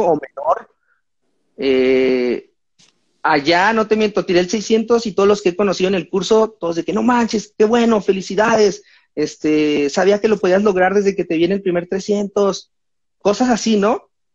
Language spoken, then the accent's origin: Spanish; Mexico; soy mexicano